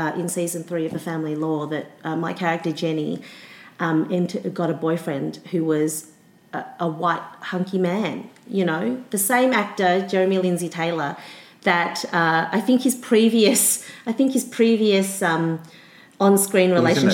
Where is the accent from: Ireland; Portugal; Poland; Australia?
Australia; growing up in Australia